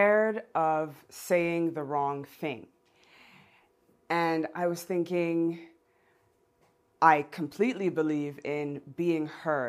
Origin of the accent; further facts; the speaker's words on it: Geneva, Switzerland; growing up in Geneva